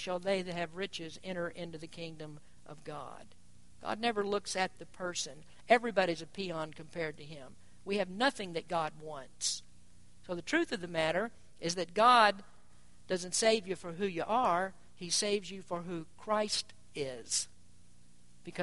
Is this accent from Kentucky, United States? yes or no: yes; Kentucky, United States; moved away; I'm from Kentucky too